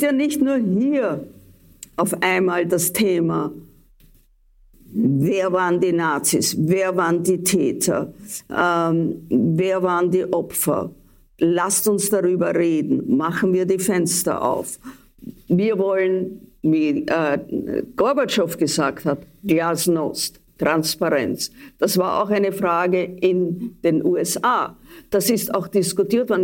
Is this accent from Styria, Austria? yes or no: no; Vienna, Austria; ich bin eine Wienerin der zweiten oder dritten Generation